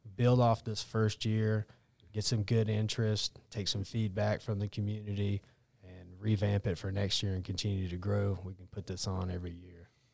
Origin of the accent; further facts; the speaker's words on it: Cleveland County, North Carolina, United States; I grew up in Cleveland County